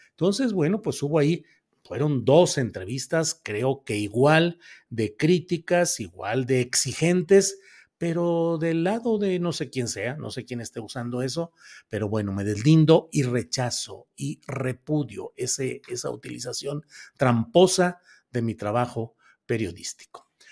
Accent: northern Mexico, Mexico; also born or lived in San Luis Potosí, Mexico; now in Zapopan, Mexico; Del norte, luego crecí y eh, hice mis actividades políticas y universitarias

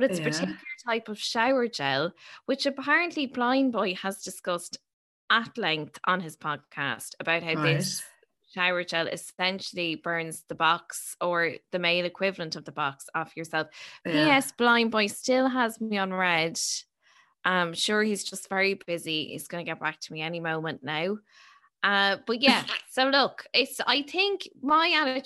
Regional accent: Ireland; we're Irish.

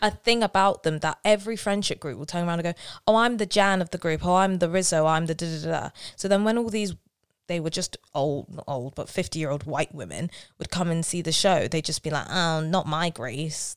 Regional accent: London, United Kingdom; I'm from South London

